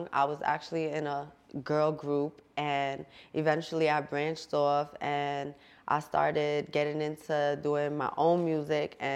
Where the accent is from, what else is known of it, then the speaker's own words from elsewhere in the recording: Jersey City, New Jersey, United States; also born or lived in Bergen County, New Jersey; I come from Jersey City, grew up in Conneaut, grew up in Bergen County, so I kind of bounced all over